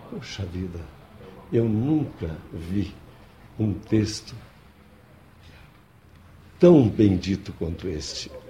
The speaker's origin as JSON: {"language": "Portuguese", "region": "Rio Grande do Sul", "country": "Brazil", "said": "A questão de sotaque é, é relativa, porque eu venho do Rio Grande do Sul"}